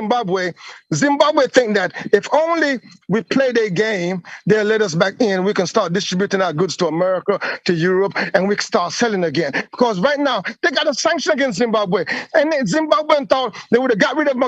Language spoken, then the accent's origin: English; Jamaica; I was born in Jamaica